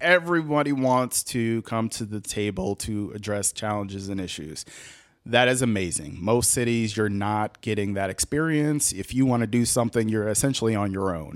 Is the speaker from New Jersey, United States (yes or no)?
no; Boston, Massachusetts, United States; moved away as an adult; also born or lived in Ohio; now in Columbus, United States; growing up in Boston, that's how I got to school.